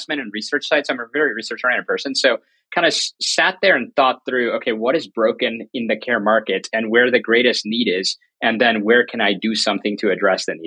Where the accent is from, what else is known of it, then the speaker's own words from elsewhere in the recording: North Carolina, United States; moved away as an adult; also born or lived in New York City; I grew up in North Carolina, went to UNC Chapel Hill on a full ride